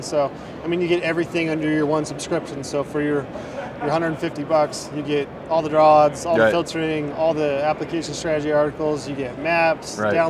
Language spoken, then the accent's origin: English; Utah, United States; a Utah elk tag, which is my home state